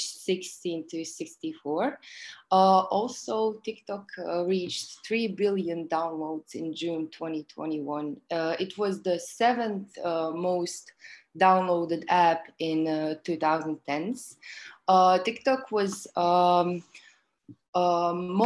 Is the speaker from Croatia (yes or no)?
yes; Croatia; I'm from Croatia